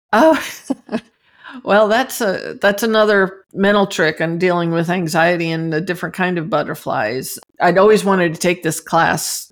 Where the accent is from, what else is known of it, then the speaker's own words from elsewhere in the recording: New Jersey, United States; moved away as an adult; I'm from New Jersey